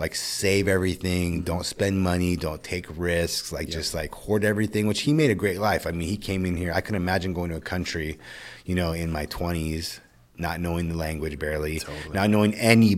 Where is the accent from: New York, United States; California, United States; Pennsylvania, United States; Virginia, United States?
California, United States; Citrus Heights; also born or lived in Orange County, California / Roseville, California; we moved up here, Citrus Heights, Orangeville area, mm-hmm. kind of Carmichael, grew up in this area until I was about 12. Then I moved out to Roseville area and kind of grew up out there, high school and stuff like that.